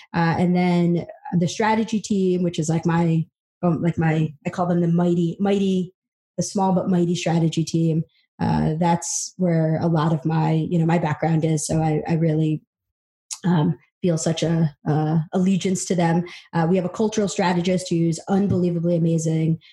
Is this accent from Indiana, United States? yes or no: no; upstate New York, United States; also born or lived in El Salvador; I was adopted from El Salvador, um, single parent household came over when I was about 20 months and uh, grew up in upstate New York